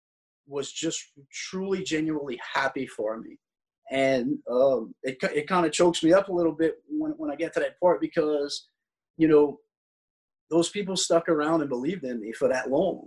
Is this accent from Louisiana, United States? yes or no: yes; South Louisiana, United States; since I'm a Cajun and I live in South Louisiana